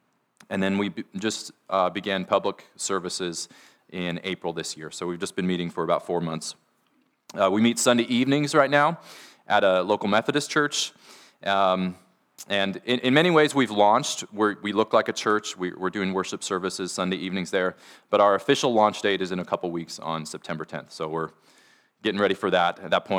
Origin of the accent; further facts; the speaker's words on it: Stanwood, Washington, United States; as we began feeling God calling us to come back up here to Washington, I grew up in the Stanwood area. That's home to me.